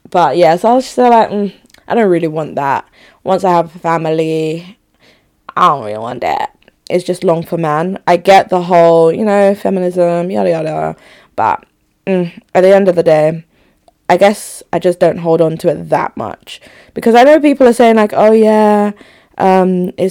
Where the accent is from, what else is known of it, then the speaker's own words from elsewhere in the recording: Enugu, Enugu State, Nigeria; born there; Luckily I knew where I was born. Like I was born in Enugu. Like I'm Igbo through and through Enugu babe.